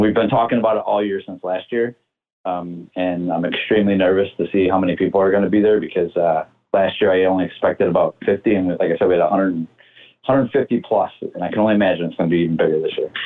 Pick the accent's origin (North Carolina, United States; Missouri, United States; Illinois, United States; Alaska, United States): Illinois, United States; Chicago; growing up on the South Side and, and being a South Sider, living in the uh, the Beverly community